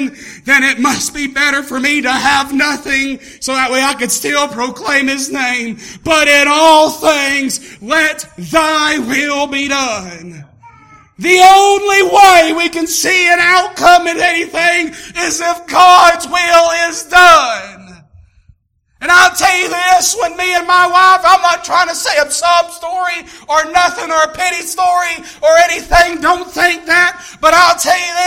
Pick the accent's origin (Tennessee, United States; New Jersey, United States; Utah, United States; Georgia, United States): Tennessee, United States; moved away; I was raised up down in Tennessee